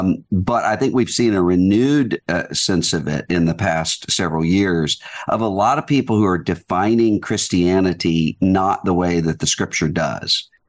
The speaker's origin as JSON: {"language": "English", "town": "Biloxi", "region": "Mississippi", "country": "United States", "tie": "born or raised there", "said": "Well, I grew up in a really good, close-knit church community, Southern Baptist Church, all of my life"}